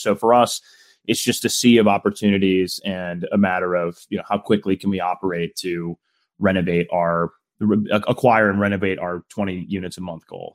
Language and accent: English; Midwest, United States; I'm from the Midwest